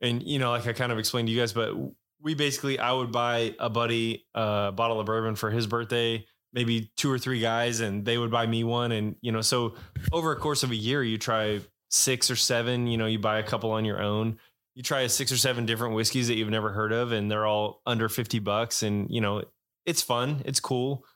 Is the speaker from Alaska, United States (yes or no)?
yes; Alaska, United States; moved away as an adult; now in Texas, United States; I grew up in Alaska, born and raised there, moved to Texas about 11 years ago.